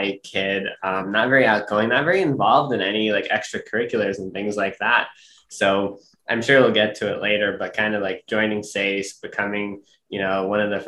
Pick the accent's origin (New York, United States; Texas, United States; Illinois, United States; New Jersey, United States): New York, United States; New York City; I grew up in Brooklyn, New York